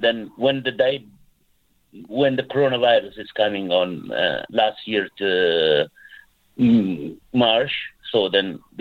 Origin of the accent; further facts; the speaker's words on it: Sudan; moved away as an adult; now in Cork, Ireland; I'm originally from Sudan.